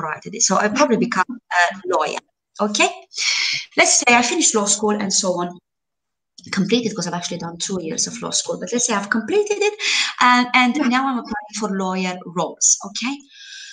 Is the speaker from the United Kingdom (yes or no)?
no; Romania; moved away as an adult; now in Malta; Before I moved to Malta almost 7 years ago, I was interviewing in my home country, in Romania